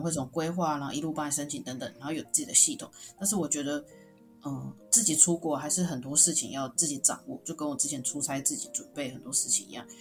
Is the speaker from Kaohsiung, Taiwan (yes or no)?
yes; Kaohsiung, Taiwan; moved away as an adult; also born or lived in Tainan; now in Taipei, Taiwan; 我是一个高雄人，然后到台北工作，大学是读在台南的学校